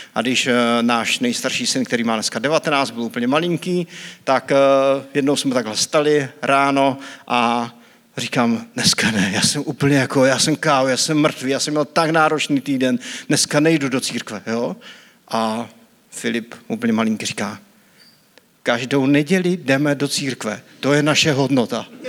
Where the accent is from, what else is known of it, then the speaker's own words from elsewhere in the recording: Bratřejov, Zlín Region, Czechia; jsem z Bratřejova, to je taková vesnička u Vizovic